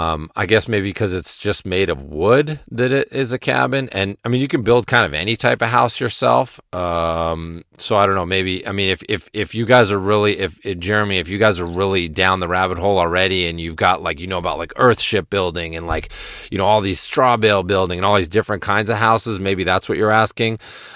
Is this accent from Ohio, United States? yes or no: no; Massachusetts, United States; And where I grew up in Western Massachusetts now, the winters are much milder and much more tame, and I like a lot of snow.